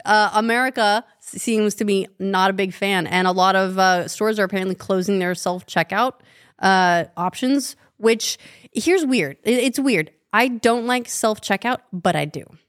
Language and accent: English; Wasatch Fault, Utah, United States; I grew up on the Wasatch Fault